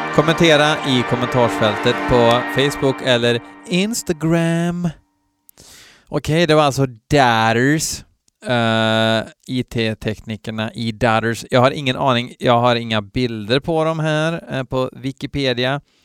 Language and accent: Swedish; Värmland, Sweden; Från botten av mitt värmländska heavy metal-hjärta